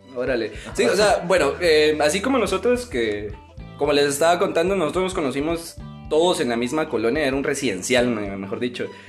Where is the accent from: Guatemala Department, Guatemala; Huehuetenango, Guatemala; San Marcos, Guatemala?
Guatemala Department, Guatemala; Amatitlán; Nosotros somos de Amatitlán, para los que no conocen pues es una ciudad o un pueblo